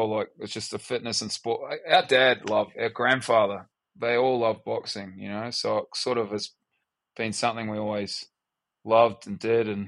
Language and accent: English; Australia; also born or lived in New Zealand; Like if you met me uh, in uh, America and I, you'd say where you from, I say I'm from Australia you know. And then if as we talk deeper, then it would be, oh well, I'm actually born in New Zealand